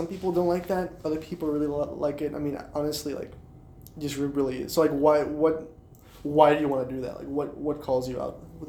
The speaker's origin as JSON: {"language": "English", "town": "Miami", "region": "Florida", "country": "United States", "said": "I'm from Miami. So Miami, we do see octopi."}